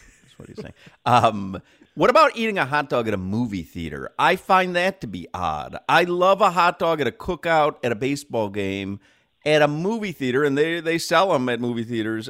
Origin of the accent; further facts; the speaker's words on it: Chicago, Illinois, United States; But I'm from Chicago. I grew up in Chicago. That is hot dog central.